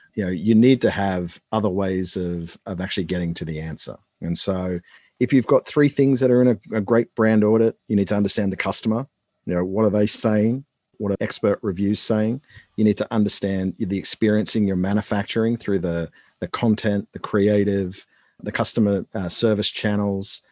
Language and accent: English; Australia; moved away as an adult; now in United States; I'm Australian